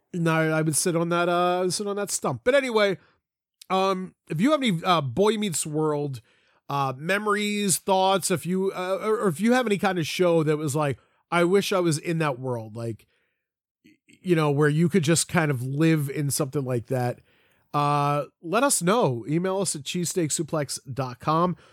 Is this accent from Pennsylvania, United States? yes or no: yes; Collingdale, Pennsylvania, United States; also born or lived in Folsom, Pennsylvania; I say I'm from Philly, or, or if I was there, I live right outside of Philly